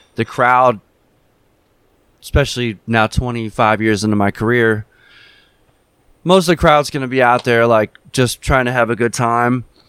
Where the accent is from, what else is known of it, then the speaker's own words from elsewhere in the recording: Philadelphia, Pennsylvania, United States; growing up in Philadelphia